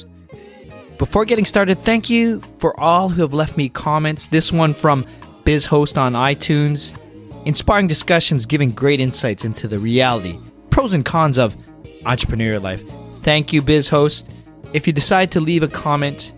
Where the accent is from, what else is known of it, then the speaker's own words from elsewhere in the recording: Mississauga, Ontario, Canada; I am from Mississauga as well, Amy, so that's grown and raised there